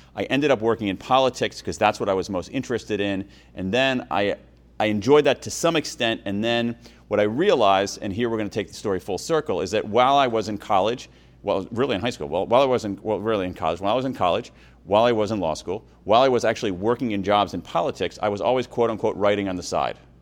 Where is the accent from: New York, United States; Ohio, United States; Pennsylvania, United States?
Ohio, United States; Columbus; also born or lived in Wilmington, Delaware; When I was five, my parents moved to Columbus, Ohio